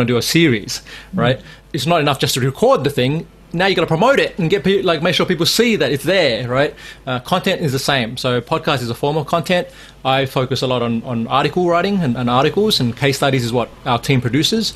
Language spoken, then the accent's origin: English; Sydney, New South Wales, Australia; also born or lived in Laos; Laos, which is where I was born, but I grew up here in Sydney.